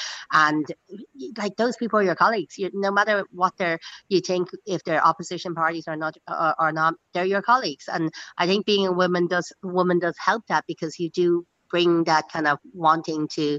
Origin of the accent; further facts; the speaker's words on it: Dublin, Leinster, Ireland; It comes in good waves, and in fairness, like I was saying this just the other day again to your colleague, is that there is a huge amount of support for me